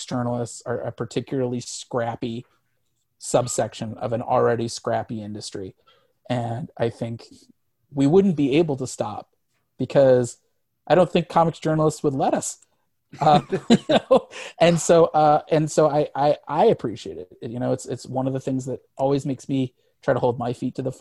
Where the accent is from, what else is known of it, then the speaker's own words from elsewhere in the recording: Missouri, United States; I grew up in Missouri.